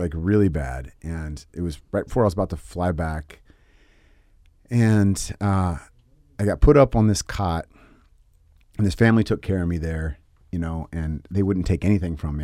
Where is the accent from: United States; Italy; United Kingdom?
United States; San Francisco Bay Area, California; also born or lived in Tennessee; I grew up in the Bay Area, San Francisco Bay, but I was born in Tennessee.